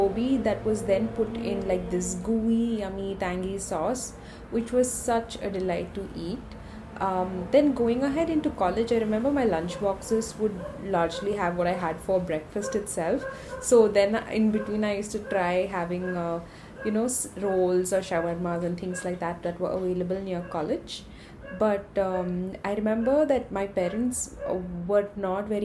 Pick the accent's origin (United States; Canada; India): India; Mangalore, Karnataka; I'm from Mangalore.